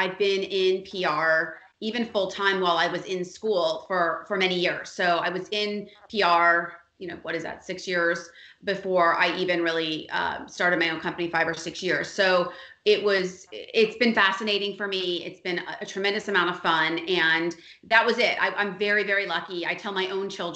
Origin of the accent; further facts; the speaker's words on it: Miami, Florida, United States; I'm a native. I'm born and raised in Miami